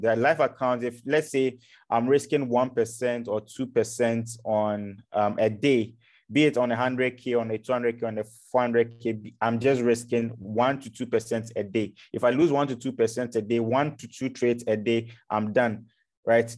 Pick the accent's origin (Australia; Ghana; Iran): Ghana; moved away as an adult; now in Europe; I'm from Africa, so I'm from Ghana